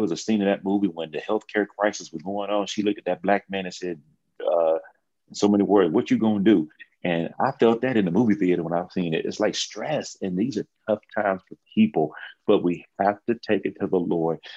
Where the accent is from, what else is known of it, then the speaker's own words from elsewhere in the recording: Texas, United States; I'm from Texas